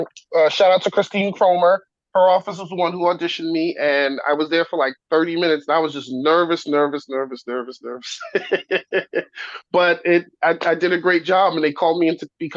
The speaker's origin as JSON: {"language": "English", "region": "New York", "country": "United States", "tie": "born or raised there", "said": "growing up in the time I grew up in New York"}